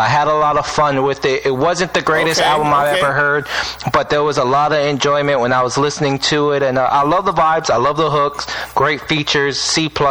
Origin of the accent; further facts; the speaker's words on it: West Coast, United States; We ain't from the West Coast. We from the best coast.